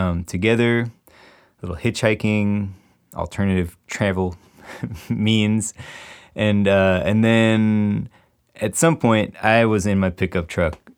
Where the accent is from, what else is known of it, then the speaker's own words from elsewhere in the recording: Chicago, Illinois, United States; I was in the city proper until I was about 12. So, and then we moved into the suburbs just outside of the city